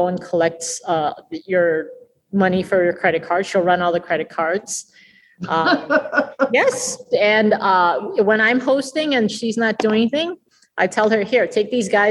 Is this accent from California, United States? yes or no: no; New York, United States; I was born in New York.